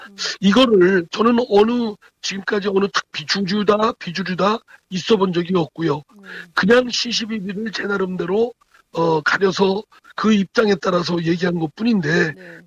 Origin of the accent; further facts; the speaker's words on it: Chungcheong, South Korea; 제가 충청권 출신입니다